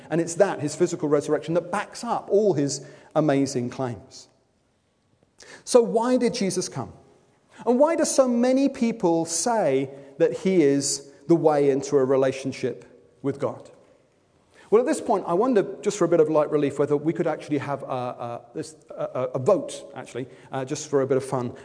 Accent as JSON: {"language": "English", "town": "Wimbledon", "region": "London", "country": "United Kingdom", "said": "I'm from Wimbledon."}